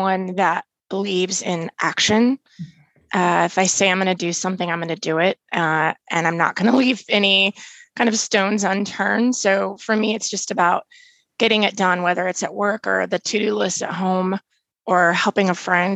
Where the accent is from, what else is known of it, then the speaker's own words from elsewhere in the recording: Oregon, United States; also born or lived in Minnesota; Originally from Minnesota, but have been raised in Oregon. So grew up in a small town in Oregon